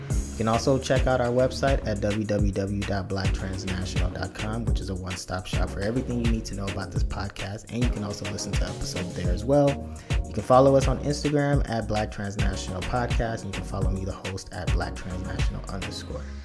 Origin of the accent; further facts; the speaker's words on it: Lagos, Nigeria; I was born in Lagos, Nigeria